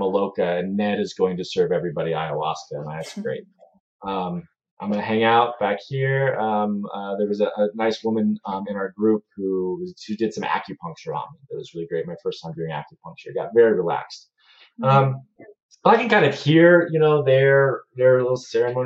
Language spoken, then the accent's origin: English; United States; I'm an American